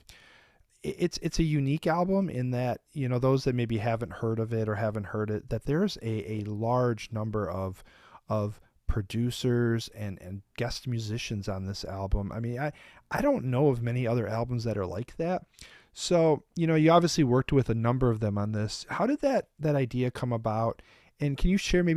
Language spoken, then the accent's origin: English; Detroit, Michigan, United States; we're from Detroit